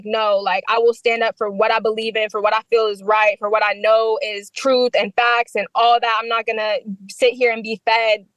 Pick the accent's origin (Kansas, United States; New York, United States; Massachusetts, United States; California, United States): Kansas, United States; Wichita; born or raised there; also born or lived in Middle East; now in DMV area, United States